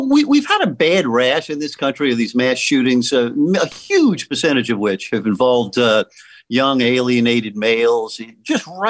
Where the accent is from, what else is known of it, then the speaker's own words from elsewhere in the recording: Louisiana, United States; I'm from Louisiana, a state of lots of hunting and damn near universal gun ownership